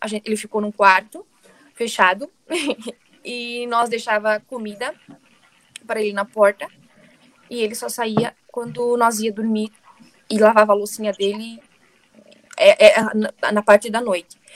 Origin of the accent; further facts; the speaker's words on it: Brazil; moved away as an adult; also born or lived in Italy; now in London, United Kingdom; eu saí do Brasil, fui pro, fiquei seis meses na Itália e depois migrei a Londres.